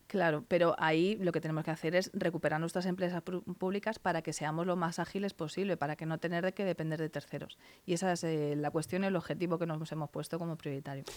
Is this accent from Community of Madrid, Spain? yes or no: yes; Alcorcón, Community of Madrid, Spain; estoy empadronada desde los tres años de vida. Vamos, sabéis que en su momento no teníamos hospital en, en, Alcorcón y nací en Madrid, pero toda mi vida se ha desarrollado en Alcorcón